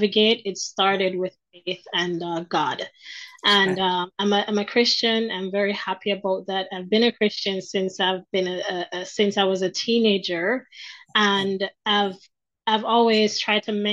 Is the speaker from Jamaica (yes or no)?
yes; Jamaica; moved away as an adult; now in Ottawa, Canada; I'm originally from Jamaica. I live in Canada now, in Ottawa, Ontario, Canada